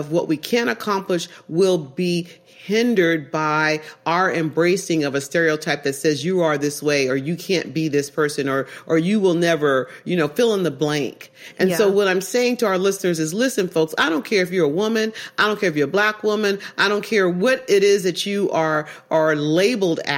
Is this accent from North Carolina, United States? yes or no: no; Oakland, California, United States; I grew up in East Oakland and I'm a black woman.